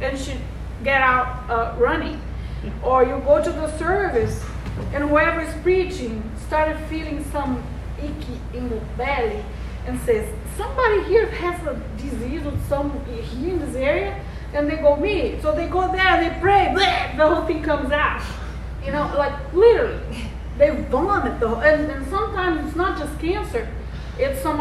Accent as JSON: {"language": "English", "country": "Brazil", "also_born_or_lived": "Las Vegas, United States", "moved": "yes", "said": "I'm from Brazil. I hmm. lived in Vegas for 17 years. Then I went to Brazil for seven. Then I'm here."}